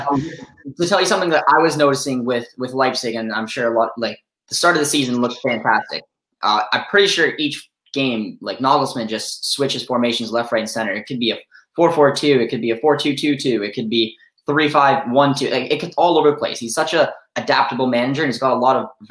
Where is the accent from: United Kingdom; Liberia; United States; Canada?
Canada; I am Canadian, and if any of you viewers out there know much about people from Canada, we like another sport called hockey. So I grew up obviously playing hockey.